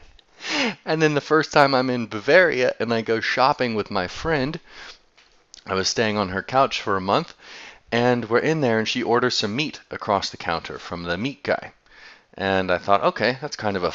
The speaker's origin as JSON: {"language": "English", "country": "United States", "tie": "born or raised there", "said": "growing up in the States"}